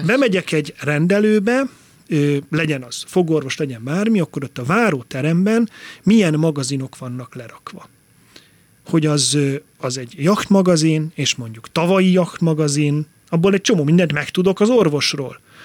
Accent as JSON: {"language": "Hungarian", "town": "Tompa", "region": "Bács-Kiskun", "country": "Hungary", "tie": "born or raised there", "also_born_or_lived": "Tiszaföldvár / Martfű / Kengyel", "moved": "yes", "lives_now": "Budapest, Hungary"}